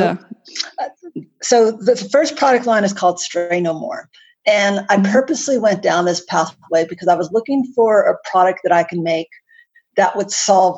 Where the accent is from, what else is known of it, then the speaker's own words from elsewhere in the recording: United States; accent: American; now in Canberra, Australia; Despite my American accent, I'm actually based in Canberra, Australia, which is the nation's capital.